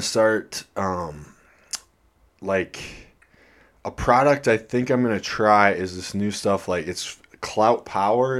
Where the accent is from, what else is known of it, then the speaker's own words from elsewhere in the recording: Iowa, United States; moved away; I'm from Iowa